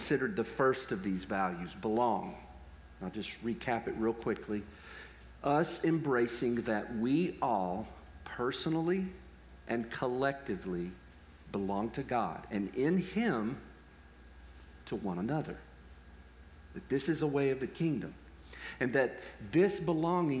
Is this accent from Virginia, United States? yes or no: no; Texas, United States; I'm from Texas